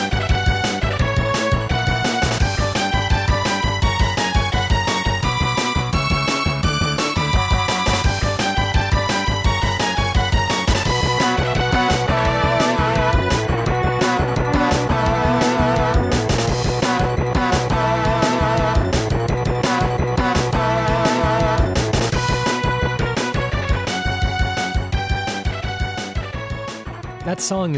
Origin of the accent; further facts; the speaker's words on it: Seattle, Washington, United States; I'm from Seattle as well